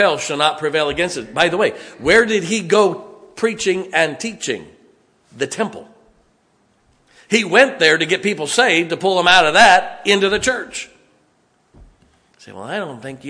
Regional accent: United States; I'm an American, thank God. You don't need any adjective before it. I am an American

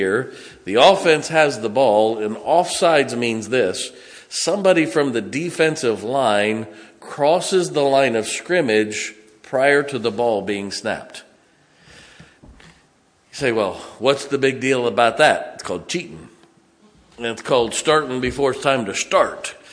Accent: Massillon, Ohio, United States; born or raised there; moved away

